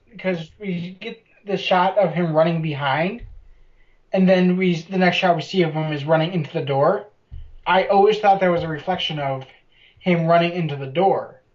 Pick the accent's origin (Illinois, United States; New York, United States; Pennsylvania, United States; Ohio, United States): Illinois, United States; Chicago; now in San Diego, United States; I'm from Chicago.